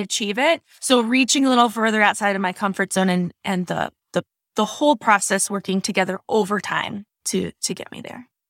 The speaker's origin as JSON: {"language": "English", "region": "Wisconsin", "country": "United States", "accent": "Wisconsin", "moved": "yes", "lives_now": "South Carolina, United States", "said": "I'm originally from Wisconsin"}